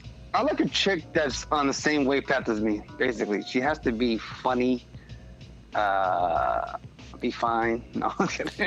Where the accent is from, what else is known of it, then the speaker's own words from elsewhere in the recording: New York City, New York, United States; I'm from Brooklyn